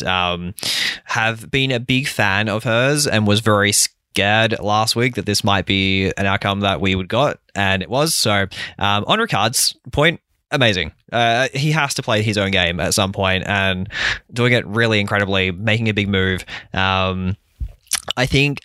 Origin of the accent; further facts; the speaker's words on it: Australia; as an Aussie